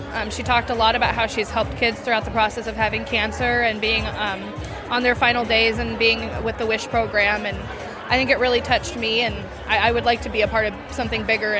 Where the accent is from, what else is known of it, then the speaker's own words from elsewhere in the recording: Pendleton, Oregon, United States; I am from Pendleton, Oregon, but I flew out of Portland, Oregon.